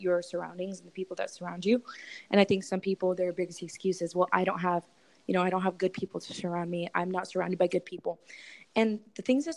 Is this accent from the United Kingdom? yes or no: no; Russia; now in United States; I was born in Russia. So I moved to America about 19 years ago